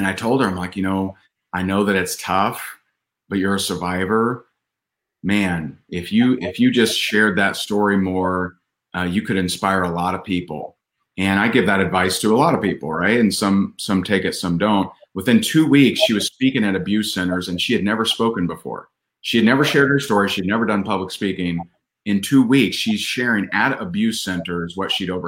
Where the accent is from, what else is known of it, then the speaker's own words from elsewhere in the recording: Indiana, United States; in my home state of Indiana